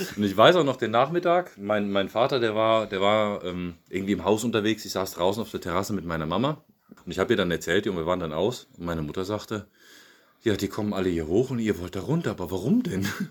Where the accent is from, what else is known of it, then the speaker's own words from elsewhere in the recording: Siegen, North Rhine-Westphalia, Germany; moved away as an adult; now in Bratnitsa, Bulgaria; In Siegen bin ich geboren